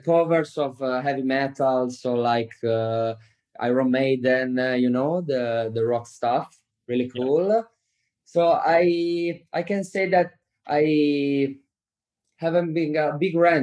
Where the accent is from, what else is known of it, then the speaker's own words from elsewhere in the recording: Bologna, Emilia-Romagna, Italy; also born or lived in Cattolica; I'm from Bologna. But in the summer, I went to Riccione because I was born close to Riccione in Cattolica